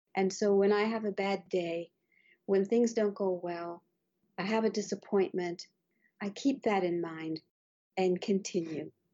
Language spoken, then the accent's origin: English; Bermuda; moved away; I was brought up in Bermuda where there are no mountains